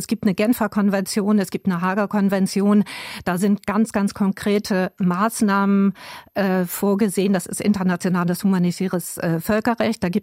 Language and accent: German; Bremen, Germany; Also ich meine, ich komme aus Bremen.